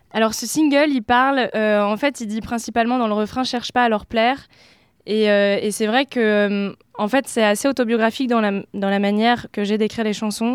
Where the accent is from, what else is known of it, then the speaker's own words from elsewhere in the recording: Oise, Picardy, Hauts-de-France, France; moved away as an adult; now in Paris, France; je suis originaire de Picardie, j'ai grandi dans l'Oise et je suis arrivée sur Paris pour mes études il y a quelques années